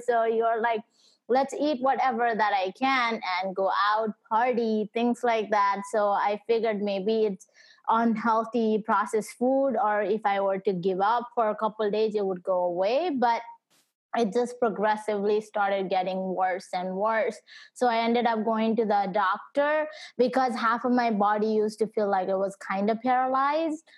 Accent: Nepal; now in United States; my parents and I we moved to US so I was born back in Nepal

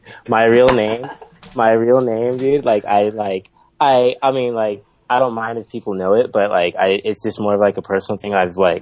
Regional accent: San Diego, California, United States; first language English; moved away as an adult; now in Osaka, Japan; I grew up I'm from San Diego

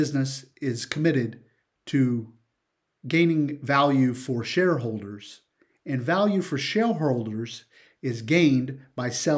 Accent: South Carolina, United States; I grew up in South Carolina

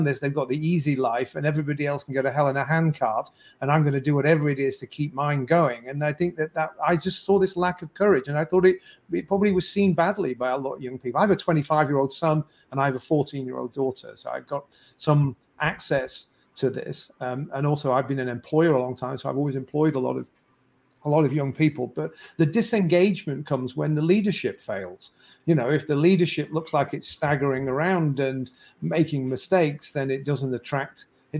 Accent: Canada; So said I'm a Canadian citizen who believes that the forcing people to do something against their will

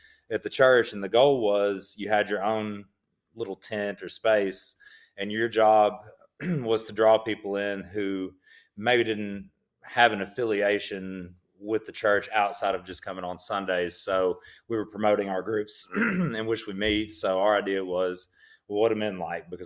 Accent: Central Arkansas, United States; I was born in Northeast Arkansas, but I was raised and have lived in Central Arkansas most of my life

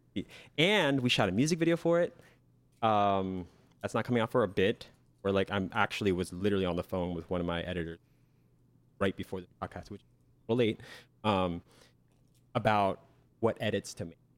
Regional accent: Lancaster, Pennsylvania, United States; my hometown, Lancaster, P

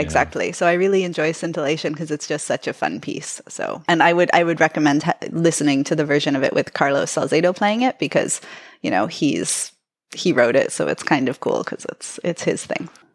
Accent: Toronto, Ontario, Canada; I was born in Toronto

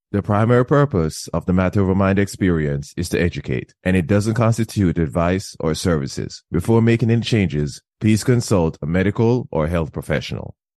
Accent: Jamaica; I was raised in Jamaica

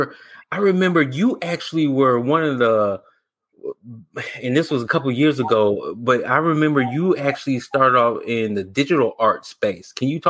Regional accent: Chicago, Illinois, United States; moved away; also born or lived in Evansville, Indiana; I was from Chicago.

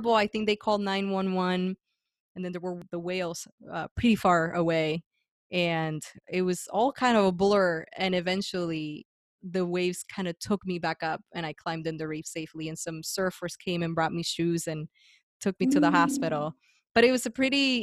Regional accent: Guaynabo, Puerto Rico; moved away as an adult; also born or lived in San Juan; I was born and raised there. I left at 25, so my entire life

